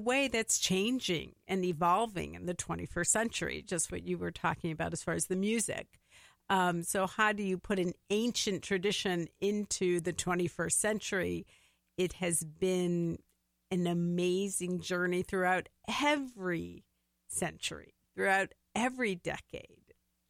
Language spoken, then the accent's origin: English; St. Louis, Missouri, United States; moved away as an adult; now in Minnesota, United States; I grew up in St. Louis, Missouri, or Missouri, as most Missourians say.